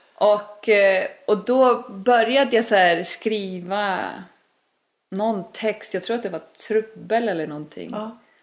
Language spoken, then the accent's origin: Swedish; Iceland; Swedish is a second language; moved away as an adult; also born or lived in Stockholm; now in Sweden; jag är ju född och uppväxt på Island